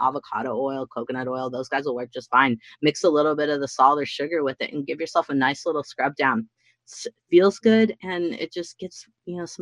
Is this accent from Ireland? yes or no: no; Midwest, United States; also born or lived in Washington State; now in Washington, United States; Growing up in the Midwest where I grew up